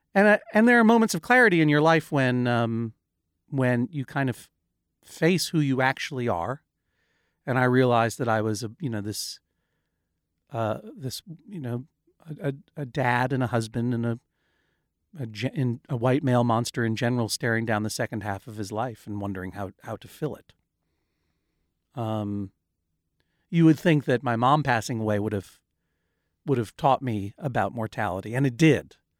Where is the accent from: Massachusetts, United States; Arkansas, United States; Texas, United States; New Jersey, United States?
Massachusetts, United States; Brookline; now in New York, United States; I'm a person who grew up in Brookline, Massachusetts